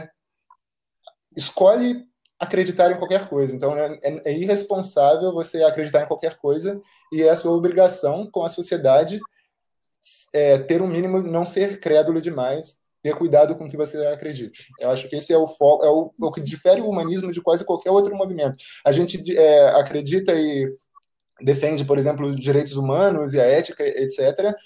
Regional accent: Rio de Janeiro, Brazil; moved away as an adult; now in Bucharest, Romania; eu sou do Rio, ah, mas agora eu estou morando na Romênia, na, em Bucareste

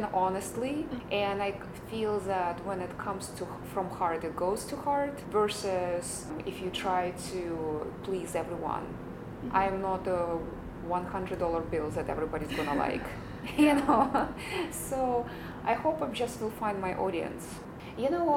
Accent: Ukraine; now in United States; I came here, you know, a while ago. I feel like I lived two lives. So I have a life in Ukraine and I have life here as an American

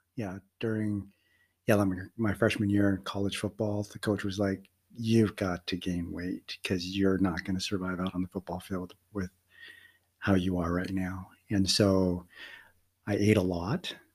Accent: Denver, Colorado, United States; also born or lived in Philippines; I was adopted by an American family and grew up in Denver, Colorado

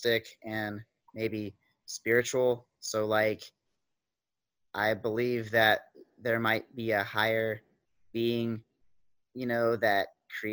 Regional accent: Kentucky, United States; I'm from Kentucky.

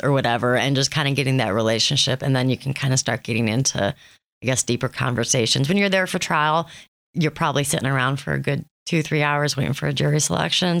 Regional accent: Thompson, Ohio, United States; now in Erie, United States; I am a transplant. I am originally from Thompson, Ohio

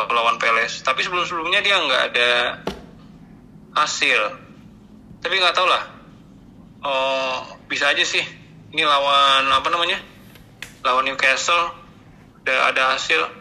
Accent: Java, Indonesia; kan gue orang Jawa gitu loh harus Anak. merendah gitu

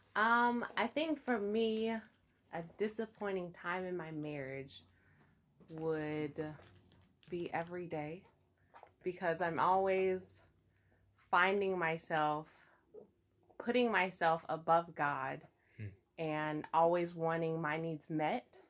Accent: Memphis, Tennessee, United States; now in Pine Bluff, United States; I was born and raised in Memphis, and uh, currently reside here in Pine Bluff, Arkansas

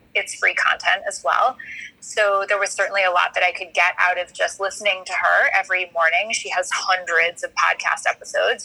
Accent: New York City, New York, United States; now in Washington D.C., United States; I grew up in New York City. I'm a New York City girl

